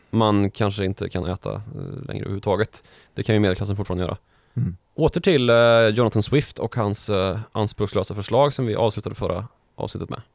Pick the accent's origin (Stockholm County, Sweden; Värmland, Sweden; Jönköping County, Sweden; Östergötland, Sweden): Värmland, Sweden; Karlstad; born or raised there